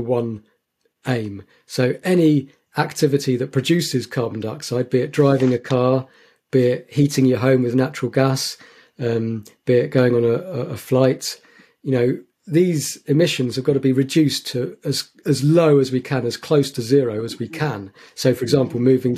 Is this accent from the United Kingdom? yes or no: yes; St Albans, East of England, United Kingdom; moved away; where I was growing up in St Albans